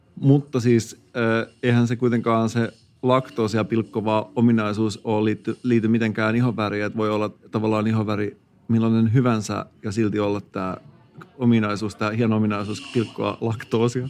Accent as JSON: {"language": "Finnish", "town": "Turku", "region": "Southwest Finland", "country": "Finland", "accent": "Turku dialect", "said": "mua on oikeasti arvosteltu mun Turun murteen nuotista."}